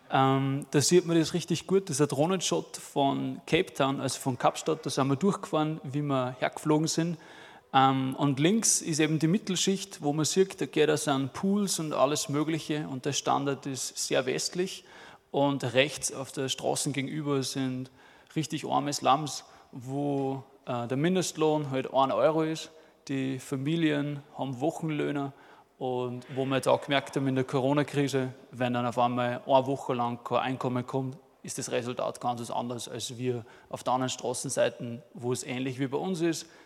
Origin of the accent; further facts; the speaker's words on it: Rohrbach, Upper Austria, Austria; moved away as an adult; now in South Africa; bin ursprünglich aus Rohrbach, aus Mühlviertel, 25 Jahre und das ist meine Frau, die Alex. Und wir sind letztes Jahr im September sind wir auf Südafrika gegangen.